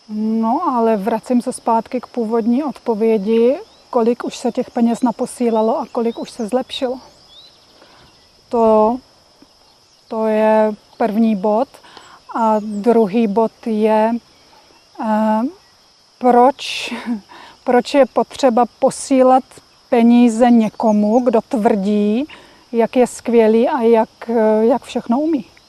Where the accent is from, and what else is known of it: Czechia; moved away